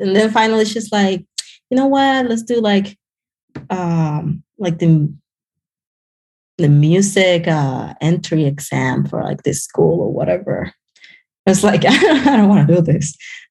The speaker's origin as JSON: {"language": "English", "country": "Cuba", "tie": "born or raised there", "lives_now": "United States", "said": "So, you know, I grew up around like a very artistic family."}